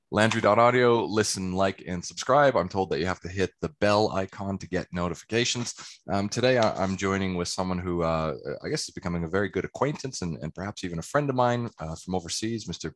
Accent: Calgary, Alberta, Canada; also born or lived in England; now in Australia; I'm originally from Calgary in Canada

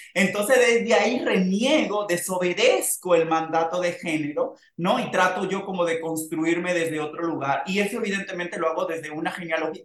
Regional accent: Santo Domingo Norte, Distrito Nacional, Dominican Republic; moved away as an adult; now in Mexico; en un barrio como las colinas Sabana Perdida, de donde yo soy, de donde es mi familia y vive

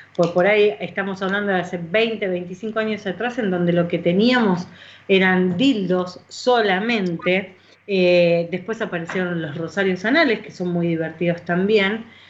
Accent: Argentina; ya soy argentina

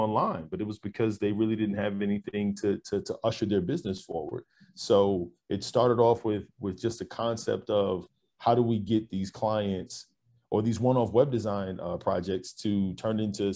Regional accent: New York, United States; now in Texas, United States; I grew up in New York

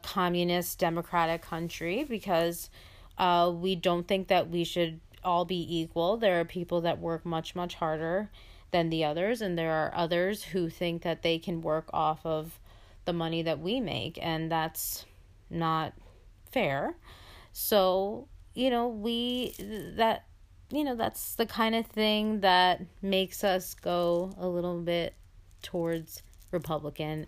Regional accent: United States; my parents were also immigrants and, uh, came here completely, uh, legally

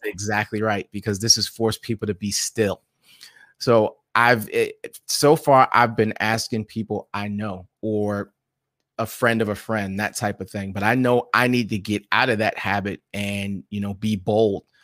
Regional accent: New York City, New York, United States; I was born and raised in New York City

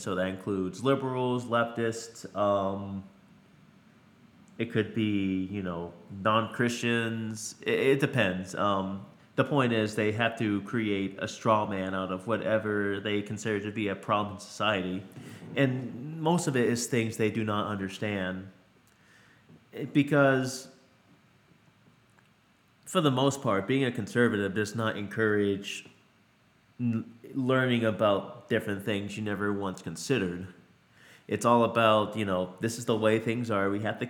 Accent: Louisiana, United States; born there; also born or lived in Pennsylvania / Connecticut / Colorado / Alaska; So, my family moved around every couple years. I was born in Louisiana.

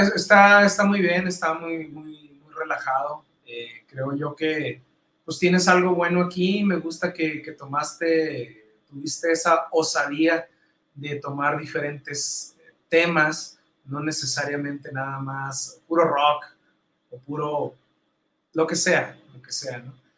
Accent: Mexico; soy el único, mexicano en Imeches

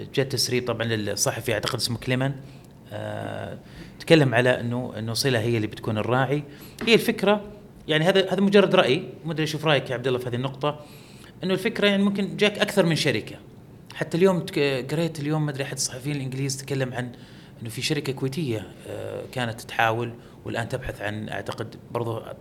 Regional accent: Saudi Arabia; عندنا في السعوديه

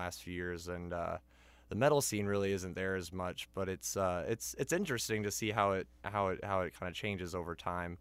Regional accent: Athens, Ohio, United States; I'm from Athens, Ohio. Been here since I was about 2 years old

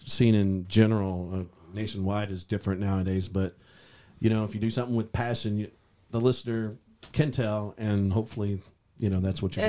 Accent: Phoenix, Arizona, United States; moved away as an adult; now in Nashville, United States; I grew up in Phoenix, Arizona. I was in thrash metal bands out there in the mid-80s, late 80s.

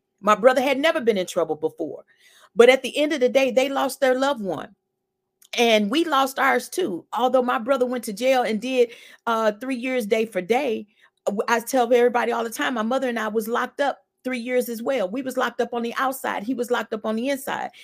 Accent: St. Louis, Missouri, United States; I was born and raised in St. Louis as well, 51 years old.

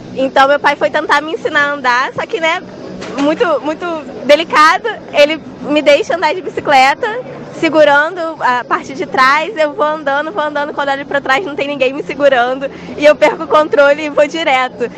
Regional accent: Nova Iguaçu, Rio de Janeiro, Brazil; sou de Nova Iguaçu

